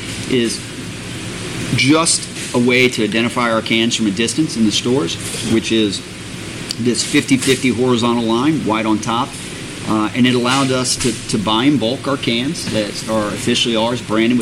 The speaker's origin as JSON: {"language": "English", "town": "Kenner", "region": "Louisiana", "country": "United States", "tie": "born or raised there", "said": "I grew up in Kenner. I grew up in Kenner."}